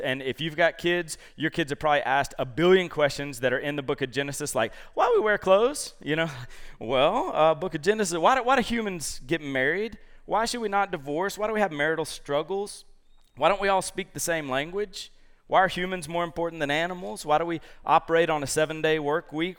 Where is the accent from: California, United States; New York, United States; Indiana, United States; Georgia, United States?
Georgia, United States; Columbus; moved away; my roots are back in Georgia. So I'm from Columbus, Georgia